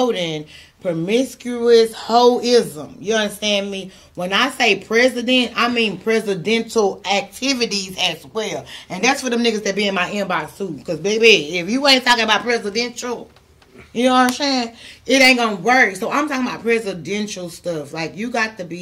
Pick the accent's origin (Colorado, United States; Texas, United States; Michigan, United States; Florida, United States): Texas, United States; Houston; I'm from Houston.